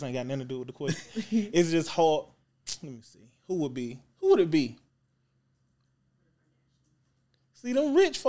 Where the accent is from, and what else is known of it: Lynette, Alabama, United States; born or raised there; moved away; also born or lived in Atlanta